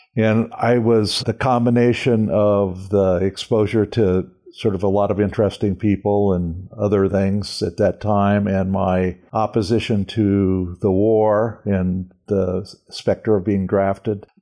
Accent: Calabasas, California, United States; born or raised there; also born or lived in Santa Monica, California / Venice, California

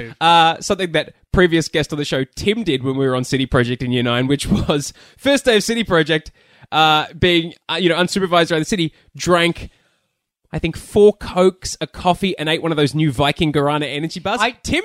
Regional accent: Australia; No, it says AUS because I was born in Australia.

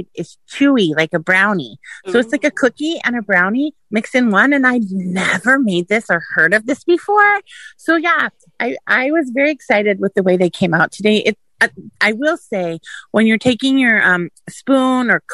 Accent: San Francisco, California, United States; now in Kissimmee, United States; I'm from San Francisco, but I live in Kissimmee

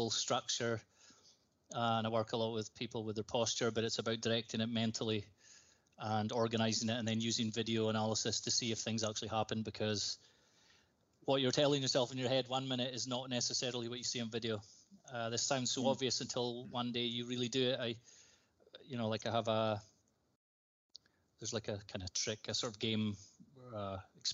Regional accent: Highlands, Scotland, United Kingdom; If people haven't noticed my voice, I'm from Scotland. I'm from the Highlands in Scotland.

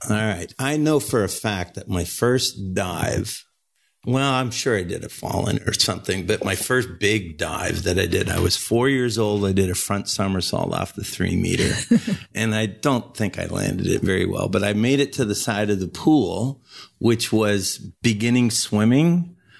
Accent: Ontario, Canada; also born or lived in Montreal / Calgary; in my home country

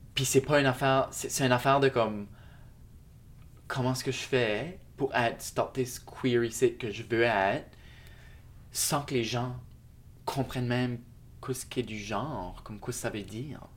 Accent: Shediac, New Brunswick, Canada; now in Moncton, Canada; j'habite à Moncton, mais je suis originaire de Shediac, Nouveau-Brunswick

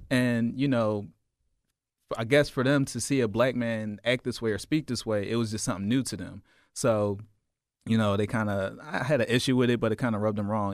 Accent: Philadelphia, Pennsylvania, United States; Growing up in South Philly, we had the Italians right across the ways

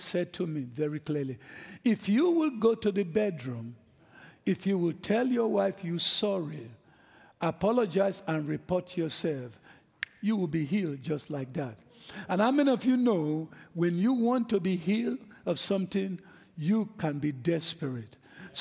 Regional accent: Nigeria; moved away; I'm an African. I'm from Nigeria

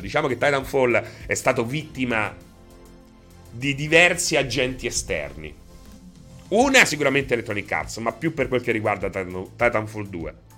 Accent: Rome, Lazio, Italy; io so de Roma, non so de Anzio

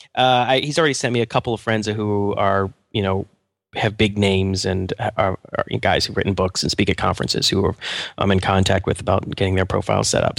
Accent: Atlanta, Georgia, United States; moved away; I'm from Georgia, actually. I'm from Atlanta

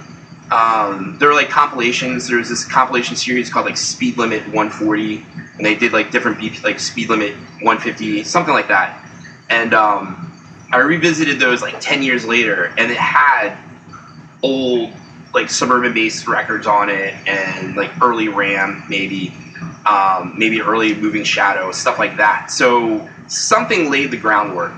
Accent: Washington, District of Columbia, United States; moved away as an adult; now in Boston, United States; I'm originally from the Washington, D.C. area, where I grew up and lived

